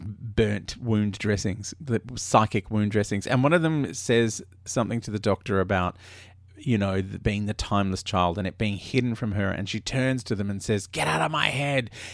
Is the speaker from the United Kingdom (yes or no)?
no; Australia; I grew up in Australia